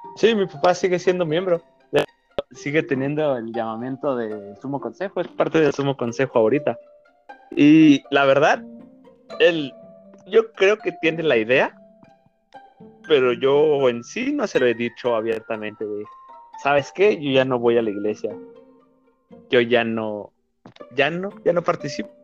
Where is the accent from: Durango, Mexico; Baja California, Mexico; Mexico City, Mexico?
Durango, Mexico; vivimos en la misma ciudad, somos de, de Durango los dos